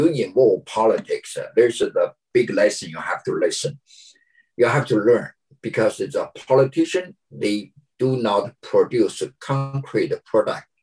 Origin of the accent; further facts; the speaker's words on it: China; moved away as an adult; now in United States; my hometown China.